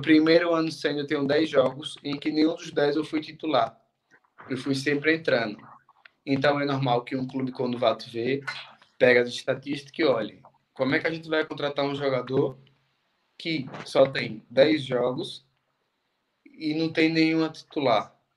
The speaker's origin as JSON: {"language": "Portuguese", "town": "Lagarto", "region": "Sergipe", "country": "Brazil", "moved": "as an adult", "said": "Sou do lagarto. Sou do Sergipe. Lagarto, Sergipe Lagarto"}